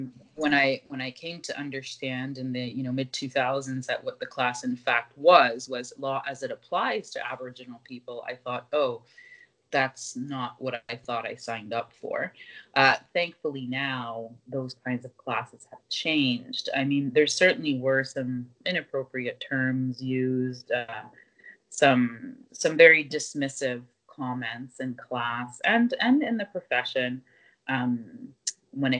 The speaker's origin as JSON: {"language": "English", "region": "southwest Nova Scotia", "country": "Canada", "tie": "born or raised there", "moved": "as an adult", "lives_now": "Ottawa, Canada", "said": "I was raised in Mi'kma'ki in southwest Nova Scotia, what I affectionately call the Kespequit"}